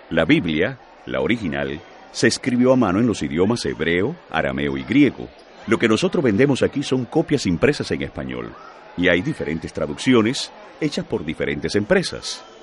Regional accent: Tolima, Colombia; Yo soy del Tolima.

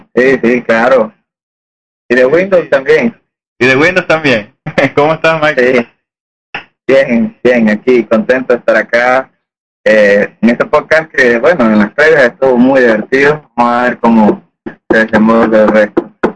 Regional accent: Ecuador; vengo de Ecuador. Eh, soy el manager de la Adobe User Group Ecuador

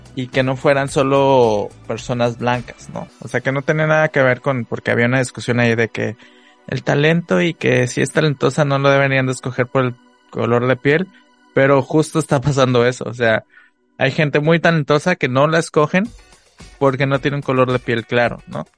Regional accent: Guerrero, Mexico; now in Tijuana, Mexico; yo crecí, mi infancia la viví allá en Guerrero

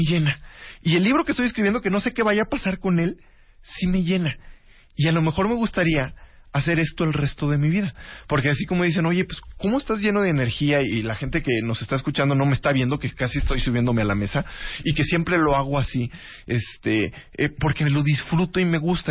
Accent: Río Verde, San Luis Potosí, Mexico; also born or lived in Mexico City; now in Guadalajara, Mexico; mi burbuja, Centenario 207, letra A, en Río Verde, San Luis Potosí

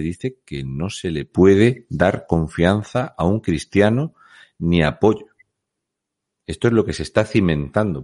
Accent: Spain

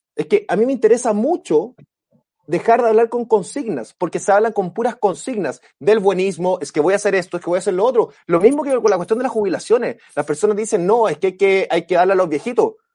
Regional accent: Puente Alto, Santiago Metropolitan Region, Chile; yo vivo en Puente Alto, soy de Puente Alto

